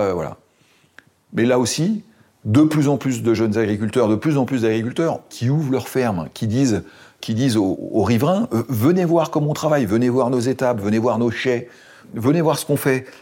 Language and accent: French; Seine-et-Marne, Île-de-France, France; chez moi en Seine-et-Marne